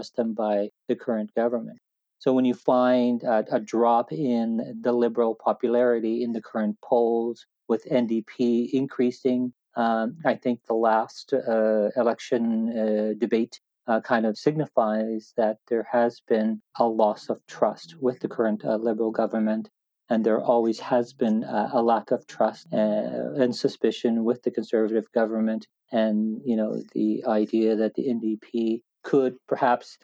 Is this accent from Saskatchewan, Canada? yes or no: yes; North Battleford, Saskatchewan, Canada; in my hometown, North Battleford, which had a water crisis